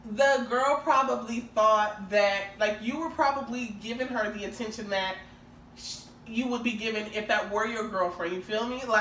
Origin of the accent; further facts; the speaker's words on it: Minneapolis, Minnesota, United States; definitely from Minneapolis.